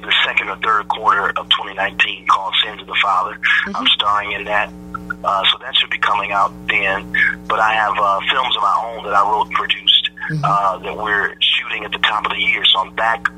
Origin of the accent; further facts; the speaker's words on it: Detroit, Michigan, United States; I'm from Detroit. I'm a PK. I started in the church.